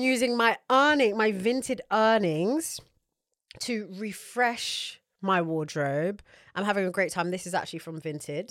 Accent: United Kingdom; as British people

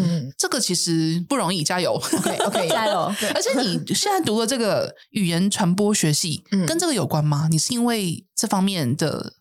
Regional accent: Zhongli, Taoyuan, Taiwan; 我来中立长大

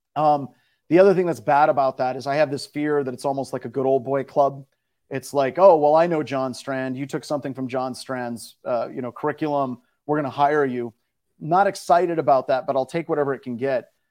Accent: Midwest, United States; I grew up in the Midwest.

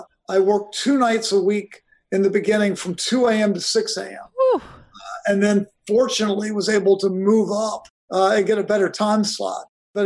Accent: Virginia, United States; I grew up in Virginia.

